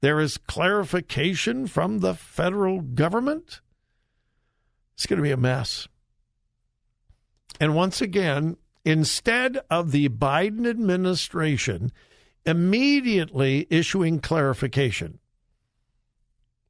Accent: California, United States; now in Ohio, United States; It's California. Yepers, that's my home state

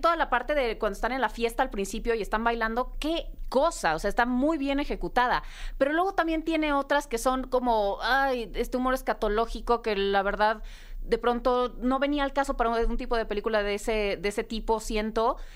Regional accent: Mexico; como mexicanos

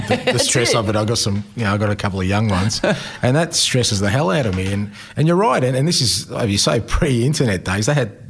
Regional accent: Australia; just a little bit, I guess, about me and how growing up in Australia and loving, you know, a game that's sometimes been an outsider, how it sort of shaped me.

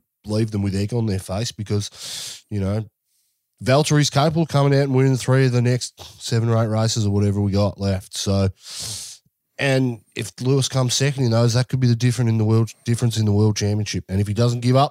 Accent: Australia; We're from Australian.

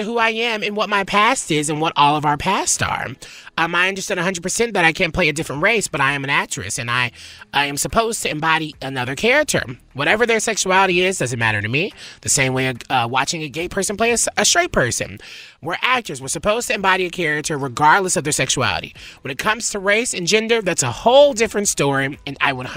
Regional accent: Nashville, Tennessee, United States; accent: country; My country accent comes out all the time, y'all. Nashville. It's Nashville

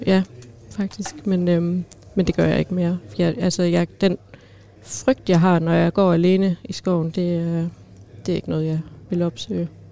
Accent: Skive, Central Denmark Region, Denmark; now in Aarhus, Denmark; jeg kommer fra Skive af

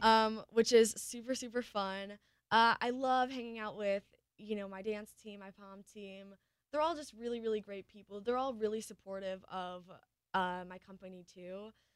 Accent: Michigan, United States; I'm a girl from Michigan

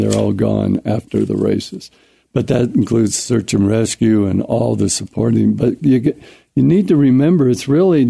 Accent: Castle Rock, Colorado, United States; I grew up there basically not on the ranch, but would help my family with the ranch, lived in Castle Rock

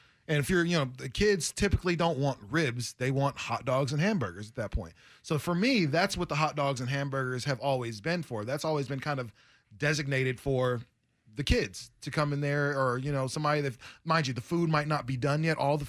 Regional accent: Alabama, United States; I'm from Alabama

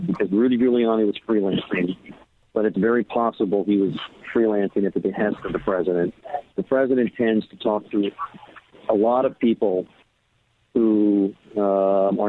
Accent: California, United States; I'm from California

